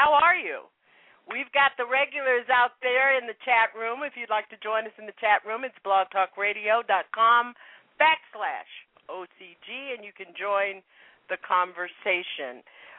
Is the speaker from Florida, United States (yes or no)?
yes; South Florida, United States; moved away; I grew up in South Florida. But as a child, going through North and Central Florida